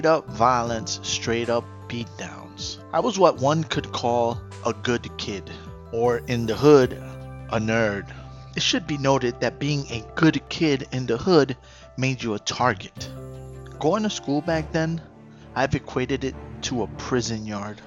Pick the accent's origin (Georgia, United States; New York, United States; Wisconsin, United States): New York, United States; New York City; I grew up in the Bronx, late 80s, early 90s